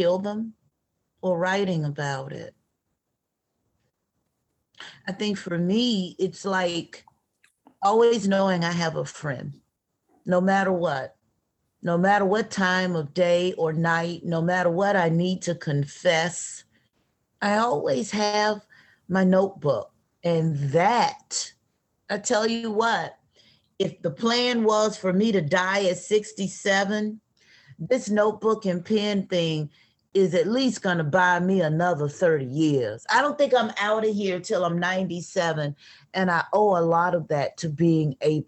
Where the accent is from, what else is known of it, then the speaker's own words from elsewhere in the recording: Atlanta, Georgia, United States; I'm from the South. I'm from Atlanta